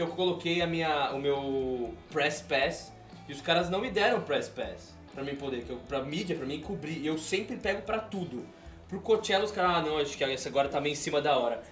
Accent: Brazil; moved away as an adult; now in California, United States; quando eu saí do Brasil, meu apartamento no Brasil não tinha nem energia elétrica.

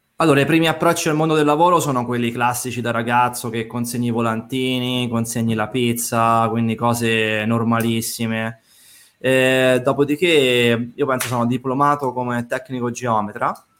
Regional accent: Rome, Lazio, Italy; moved away as an adult; now in Tuscany, Italy; mi sono trasferito in Toscana in quanto sono romano, ma ho fatto questa scelta di vita da quasi sei anni ormai

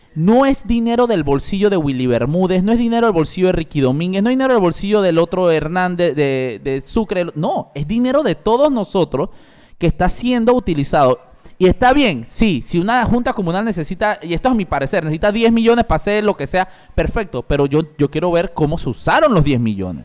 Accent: La Chorrera, Panamá Oeste, Panama; yo soy chorrerano, yo nací en Chorrera, mi familia de, de Playa Leona

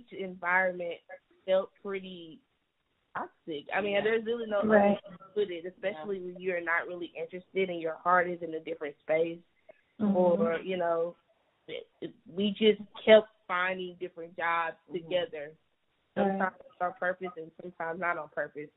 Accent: Dallas, Texas, United States; I happen to be from Dallas, born and raised

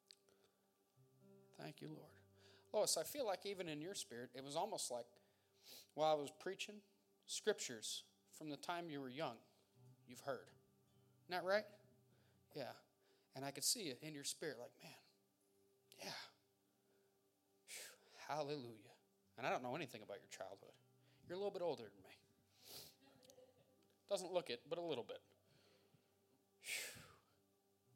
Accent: Montdale, Pennsylvania, United States; I'm from Montdale. I'm not that foreign.

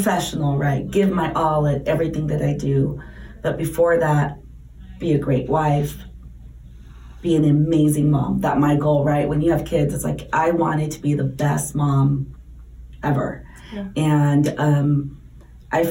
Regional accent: San Diego, California, United States; moved away as an adult; now in Arizona, United States; We're born and raised in San Diego

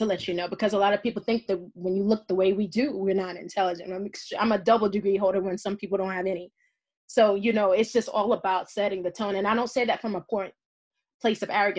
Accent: the South, United States; moved away; I'm a Southern woman. I was born and raised in the South

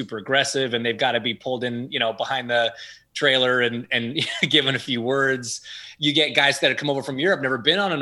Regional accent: Canada; I grew up in Canada

